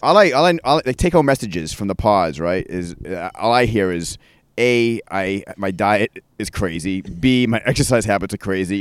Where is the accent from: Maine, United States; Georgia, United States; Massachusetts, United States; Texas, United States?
Maine, United States; growing up in Maine